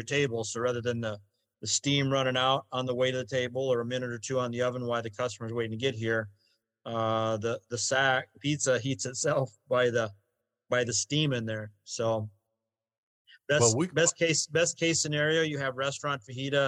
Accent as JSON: {"language": "English", "region": "Iowa", "country": "United States", "moved": "yes", "said": "we're from Iowa"}